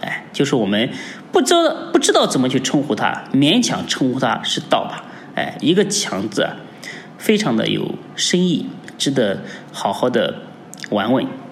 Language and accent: Chinese; China; 我们中国人